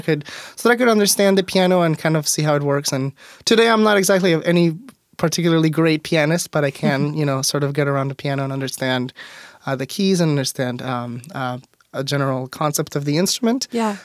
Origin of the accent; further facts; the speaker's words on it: Mexico; also born or lived in Auburn, Washington; now in Tacoma, United States; growing up in Mexico, I went to private schools my whole life